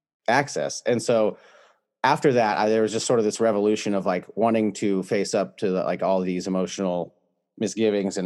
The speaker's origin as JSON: {"language": "English", "region": "California", "country": "United States", "said": "I'm from California"}